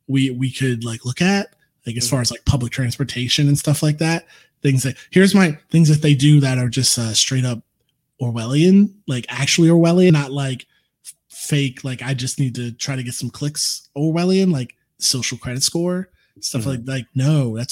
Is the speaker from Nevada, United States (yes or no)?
no; Florida, United States; moved away; my hometown